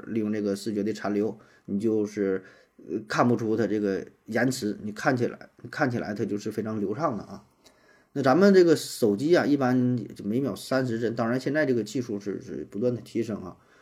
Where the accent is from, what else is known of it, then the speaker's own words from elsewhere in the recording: Northeast China, China; 像咱们东北什么什么